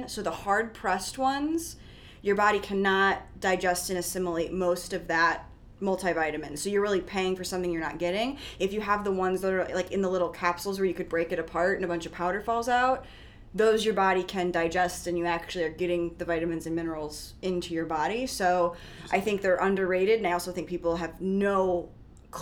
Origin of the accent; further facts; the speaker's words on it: Midwest, United States; I'm from the Midwest, as you guys know, probably, I mean, just by my accent.